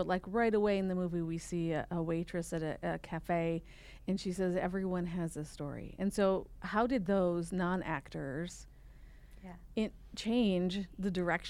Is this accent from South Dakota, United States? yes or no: yes; South Dakota, United States; Probably because I'm from South Dakota as well.